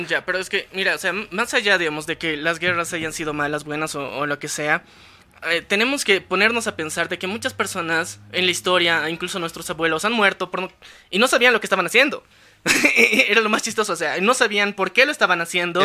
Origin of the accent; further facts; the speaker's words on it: Bolivia; somos de Bolivia